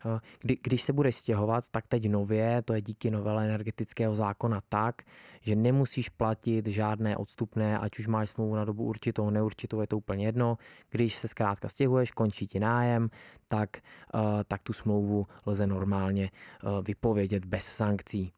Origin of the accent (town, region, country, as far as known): Czechia